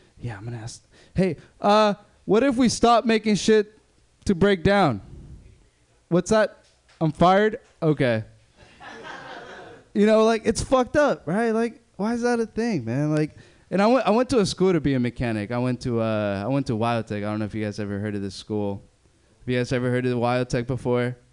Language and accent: English; Berkeley, California, United States; I grew up in Berkeley